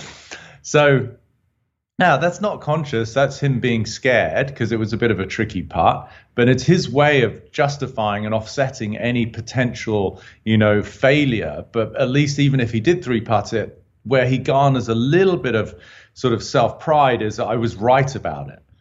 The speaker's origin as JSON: {"language": "English", "country": "United Kingdom", "said": "I'm obviously a Brit"}